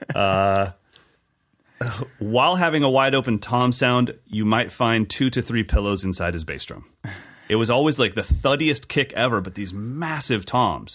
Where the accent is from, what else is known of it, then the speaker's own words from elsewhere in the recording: California, United States; as a Californian kid playing Latin and Brazilian music